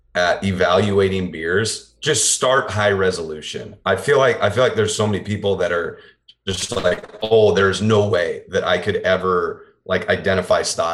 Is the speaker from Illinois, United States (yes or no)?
no; Des Moines, Iowa, United States; I was born and raised in Des Moines